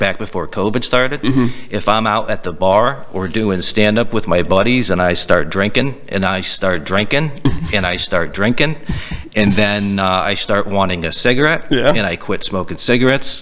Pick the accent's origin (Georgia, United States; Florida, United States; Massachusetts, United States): Massachusetts, United States; we're from Massachusetts